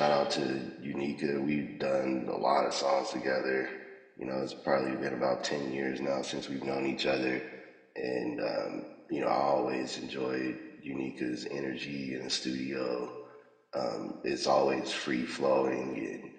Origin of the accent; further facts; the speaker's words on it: Las Vegas, Nevada, United States; Born and raised in Vegas